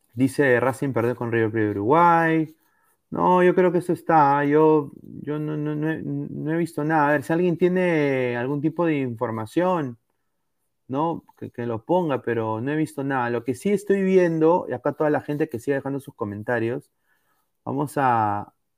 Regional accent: Peru; now in Los Angeles, United States; todos somos peruanos

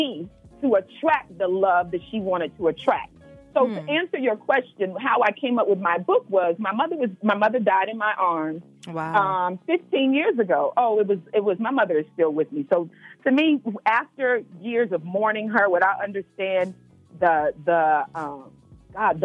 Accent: Memphis, Tennessee, United States; I'm from Memphis

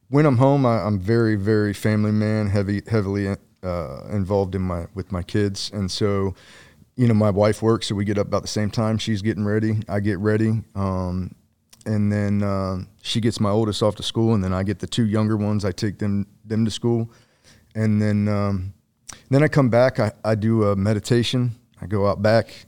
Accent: below Columbus, Ohio, United States; Ohio. Ohio. What mm. uh, what part? Like South Central, uh, below Columbus, maybe 45 minutes. Cornfield, small place.

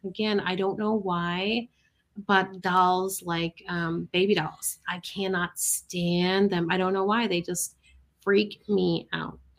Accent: Michigan, United States; moved away; I'm originally from Michigan

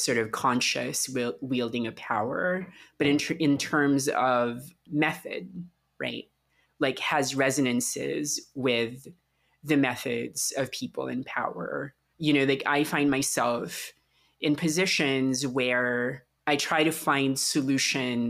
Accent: Philippines; moved away; I grew up in the Philippines during the Marcos dictatorship

